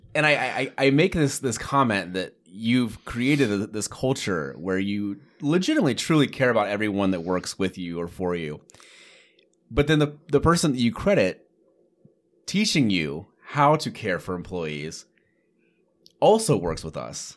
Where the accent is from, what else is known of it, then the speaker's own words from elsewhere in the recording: Greenfield, Iowa, United States; I grew up in Greenfield, Iowa